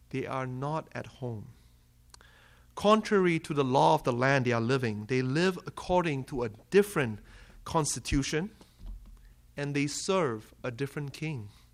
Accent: Malaysia; moved away as an adult; now in Kalamazoo, United States; I am from Malaysia. So if you haven't caught the accent

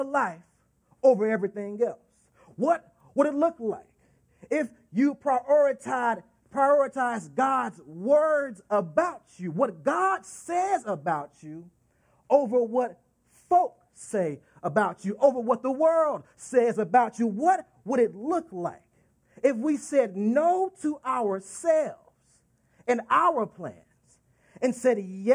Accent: Dallas, Texas, United States; Dallas, Texas, my hometown

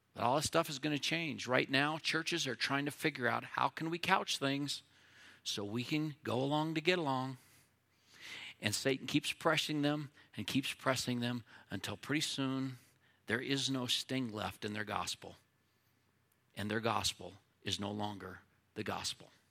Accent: United States; as an American who loves my country

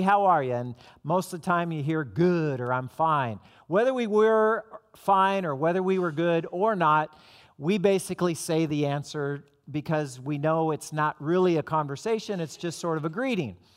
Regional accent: Southern California, United States; moved away; I'm from Southern California

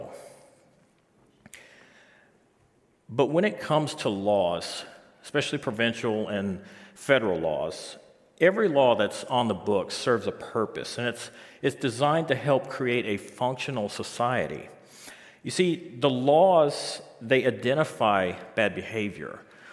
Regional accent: Biloxi, Mississippi, United States; moved away as an adult; now in St. John's, Canada; I'm originally from Biloxi, Mississippi

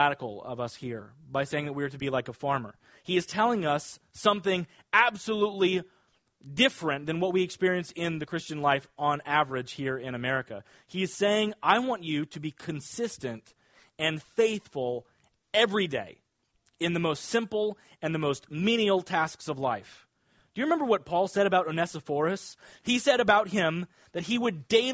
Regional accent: Kansas, United States; now in Nassau County, United States; I grew up in Kansas near a lot of farmers.

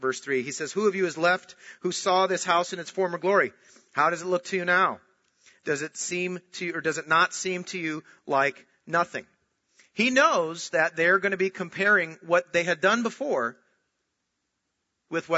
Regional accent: Minnesota, United States; I was born in Minnesota and I was born into a Christian home

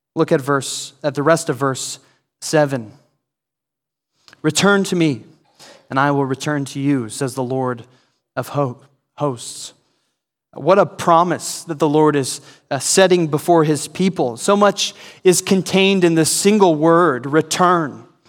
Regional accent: Idaho, United States; moved away as an adult; I'm from a small town in Idaho that most of you probably don't even know where it's at. And, uh, it always amazes me that when I return back to my hometown

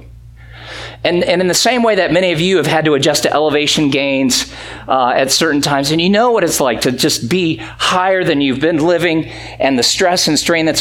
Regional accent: Greenville, South Carolina, United States; moved away; I grew up in South Carolina

